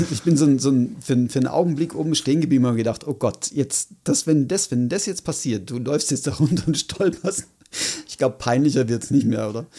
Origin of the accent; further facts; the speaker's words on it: Switzerland; hier bei uns in der Schweiz